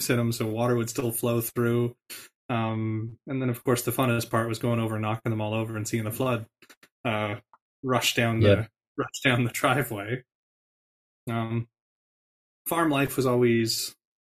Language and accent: English; Canada; moved away; born and raised in the Peace region